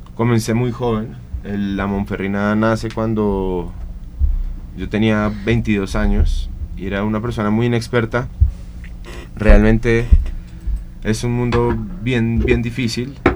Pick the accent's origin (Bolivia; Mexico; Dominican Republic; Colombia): Colombia; moved away; also born or lived in Venezuela / Argentina; yo soy colombiano, soy cocinero.